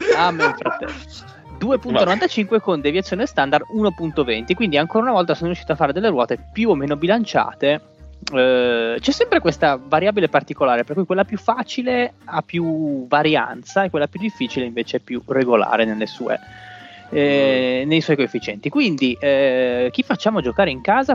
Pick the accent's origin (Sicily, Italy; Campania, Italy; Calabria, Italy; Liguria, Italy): Liguria, Italy; La Spezia